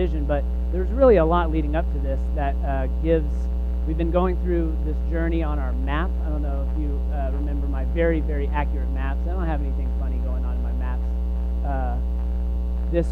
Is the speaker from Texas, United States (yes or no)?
yes; Texas, United States; I am from Texas and come from a Southern Baptist tradition